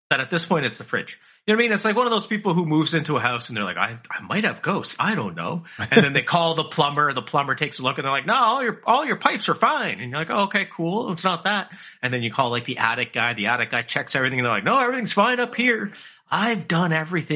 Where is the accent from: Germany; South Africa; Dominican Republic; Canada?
Canada; I'm Canadian